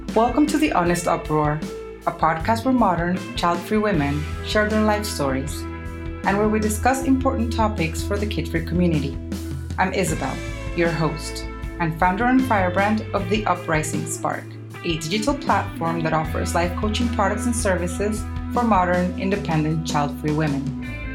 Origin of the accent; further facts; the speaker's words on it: Colombia; moved away; I was born in the third largest city in Colombia